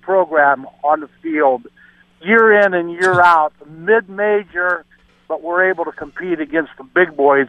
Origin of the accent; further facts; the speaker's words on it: Akron, Ohio, United States; You ask for a shout-out from Cleveland. I'm from Akron.